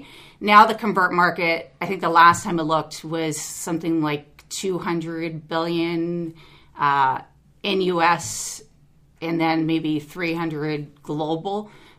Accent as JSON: {"language": "English", "region": "New York", "country": "United States", "tie": "born there", "also_born_or_lived": "Baton Rouge / Mexico / Los Angeles", "said": "Well, the schooling part took place in LA, but we moved around a lot. So I was born in New York. From there, we went to Baton Rouge, which is a little different place. And then from there, we went to Mexico, lived there for 4 years"}